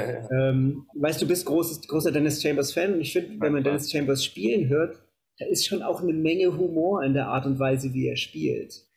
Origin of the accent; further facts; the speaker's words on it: Kassel, Hesse, Germany; In so einem Musikhaus in Kassel, wo ich herkomme